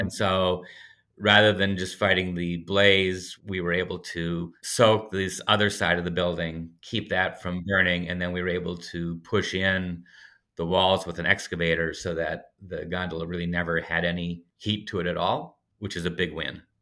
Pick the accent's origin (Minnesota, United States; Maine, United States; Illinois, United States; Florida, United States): Minnesota, United States; Red Wing; I grew up skiing down in Red Wing, Rivertown, southern Minnesota